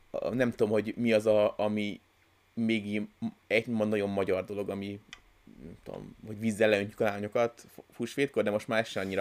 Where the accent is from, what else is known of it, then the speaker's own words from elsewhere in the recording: Hungary; mi az, a, az, az alap tézis, ami miatt mi magyarok vagyunk, és nem más.